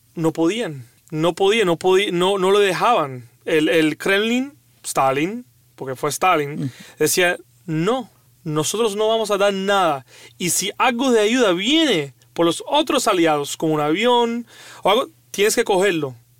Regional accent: Cuba; un cubano

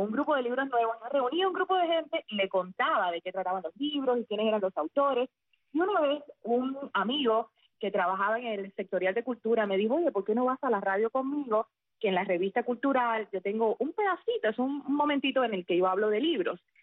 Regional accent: Sagua la Grande, Villa Clara, Cuba; moved away as an adult; also born or lived in Havana; Cuando regresé a mi ciudad natal, a Zahuala Grande

